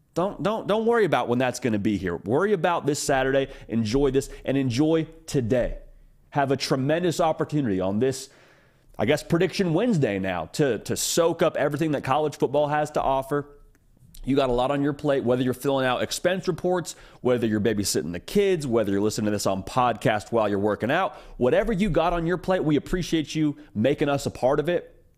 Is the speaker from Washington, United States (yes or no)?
yes; Issaquah, Washington, United States; I was born in the state of Washington. I was born in Issaquah